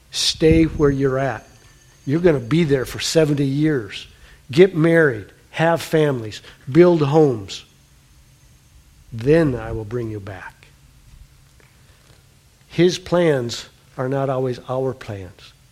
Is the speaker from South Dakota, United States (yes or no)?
yes; South Dakota, United States; born there; Daryl, Annie and I have grown up in the middle of the United States. She's born in North Dakota. I was born in South Dakota.